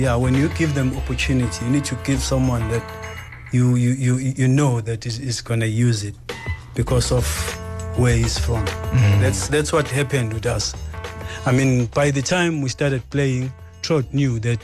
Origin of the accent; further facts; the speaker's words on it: Durban, KwaZulu-Natal, South Africa; moved away as an adult; also born or lived in Copenhagen, Denmark; now in Johannesburg, South Africa; Durban, my hometown